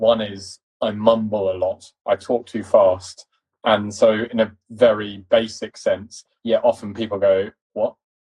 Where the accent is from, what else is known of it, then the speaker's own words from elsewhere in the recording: East London, London, United Kingdom; accent: posh; and I come from East London, quite a working class family in East London. I just have a fucking posh accent because my dad.